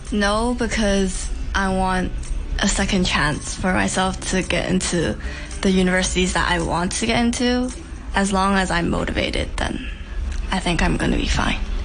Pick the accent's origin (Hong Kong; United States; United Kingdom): Hong Kong; I'm from Hong Kong and I went to an international school